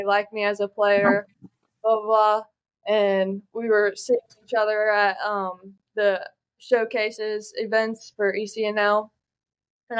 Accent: Gloucester, Virginia, United States; I grew up in Gloucester, Virginia

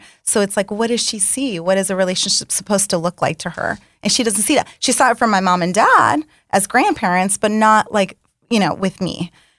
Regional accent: Illinois, United States; I'm from Illinois.

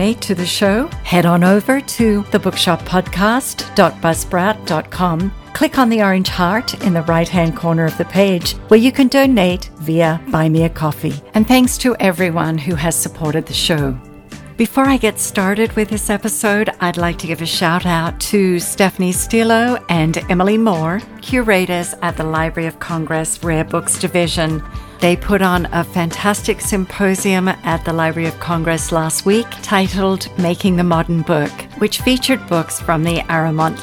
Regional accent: Tasmania, Australia; we are in my home state of Tasmania, Australia.

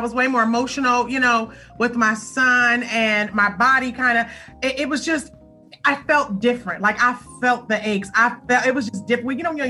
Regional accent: Los Angeles, California, United States; So I hail from Los Angeles

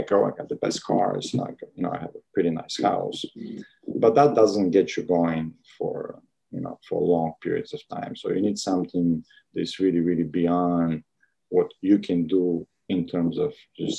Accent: Bulgaria; moved away; born and raised in Bulgaria.

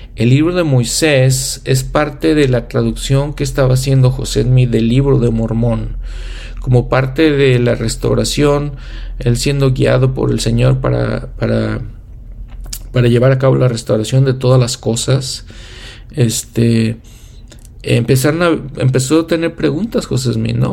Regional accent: Mexico; moved away as an adult; also born or lived in United States; now in Edmonton, Canada; Serví en una misión en México, en mi país natal.

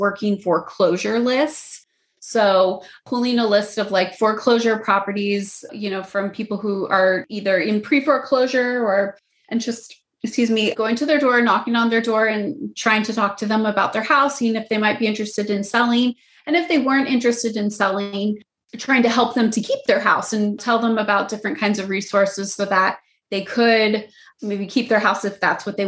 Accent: Phoenix, Arizona, United States; moved away as an adult; now in Los Angeles, United States; I'm born and raised in Phoenix and moved to Los Angeles about 7 years ago

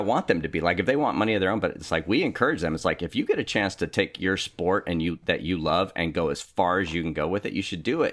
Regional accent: Richmond, California, United States; also born or lived in Norwalk, California; now in Sacramento, United States; East Bay, specifically

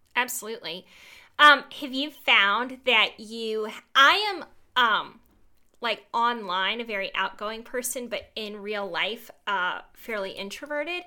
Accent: Georgia, United States; I am from Georgia. I went to Georgia

